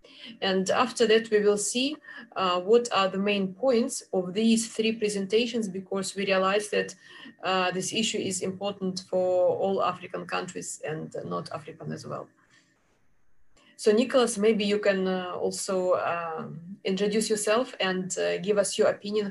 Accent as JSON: {"language": "English", "country": "Russia", "said": "I'm from Russia"}